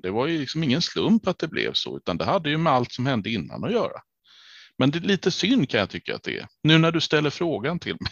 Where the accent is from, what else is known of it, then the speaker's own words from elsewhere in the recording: Kalmar County, Sweden; jag som ölänning